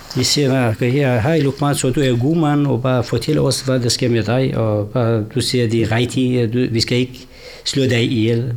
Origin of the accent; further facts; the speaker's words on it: Sulaymaniyah, Kurdistan Region, Iraq; Danish is a second language; moved away as an adult; also born or lived in Baghdad; now in Denmark; Jeg er født og vokset i Irak, de kurdiske områder, eller de kurdiske dele af Irak, den hedder, eller Kurdistan, den irakiske del en by hedder Suleimania